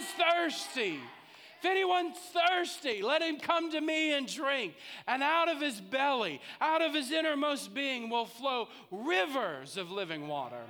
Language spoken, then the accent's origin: English; St. Louis, Missouri, United States; I grew up in St. Louis